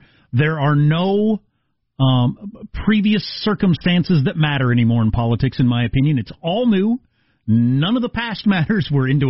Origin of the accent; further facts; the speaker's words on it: South Dakota, United States; she sounds exactly like my mom because we're all from South Dakota.